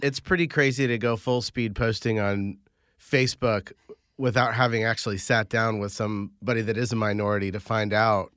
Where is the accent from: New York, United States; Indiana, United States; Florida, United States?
Indiana, United States; Carmel; I grew up in Indiana